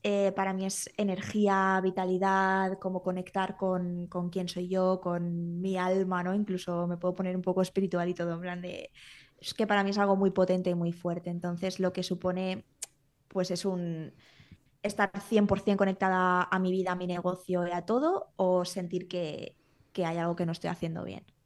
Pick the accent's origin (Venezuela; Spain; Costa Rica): Spain; Valencia, Valencian Community; moved away as an adult; now in Menorca, Spain; Yo me vine aquí a vivir a Menorca porque yo soy de Valencia